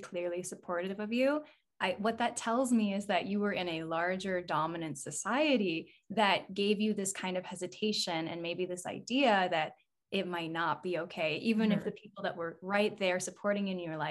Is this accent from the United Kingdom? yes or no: no; rural Alberta, Canada; I grew up in rural Alberta, like a 5,000 population town.